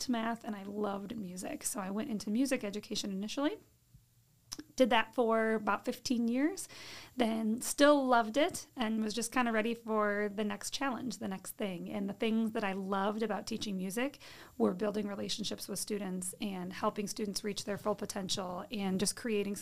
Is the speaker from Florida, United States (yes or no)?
no; Fulton, Illinois, United States; also born or lived in Orion, Illinois; I grew up in Fulton, Illinois